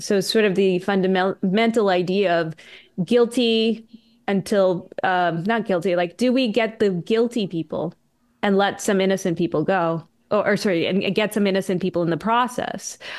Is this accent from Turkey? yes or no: no; Canada; I'm Canadian